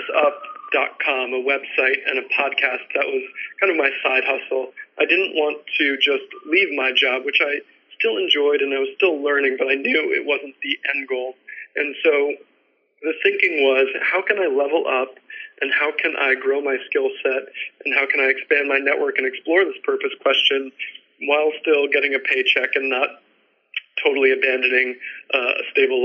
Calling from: New York City, New York, United States; So I'm calling from New York City

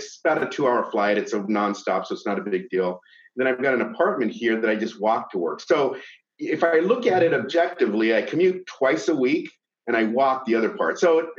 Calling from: Bellevue, Washington, United States; I'm from Bellevue, Washington, just on the other side of the lake from Seattle.

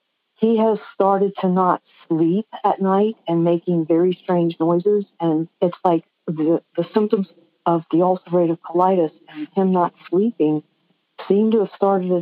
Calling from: Blue Moss, Virginia, United States; Oh, from Blue Moss, Virginia.

